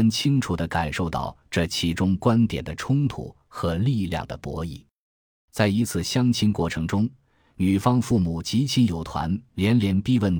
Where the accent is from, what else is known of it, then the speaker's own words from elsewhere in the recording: Northeast China, China; 你也知道，我是东北人嘛。北方男人不怎么喜欢做家务，比较懒，然后可能整体忙工作多一点。